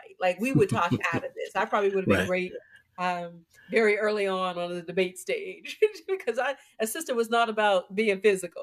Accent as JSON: {"language": "English", "town": "Pittsburgh", "region": "Pennsylvania", "country": "United States", "tie": "born or raised there", "moved": "yes", "said": "I'm originally from Pittsburgh, and I rep my 412, as I say all the time, hard. Believe in my city that I am from. And, you know, grew up with, like most, you know, Black folks in the 60s, you know, grew up in the inner city"}